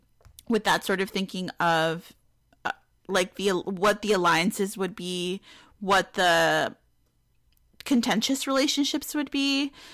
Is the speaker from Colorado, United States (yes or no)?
no; Bronx, New York, United States; now in Peekskill, United States; Well, it's not my hometown. My hometown's the Bronx, but it's where I live.